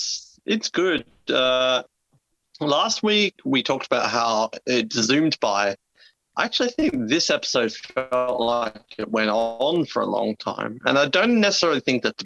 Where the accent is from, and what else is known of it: Australia; accent: Australian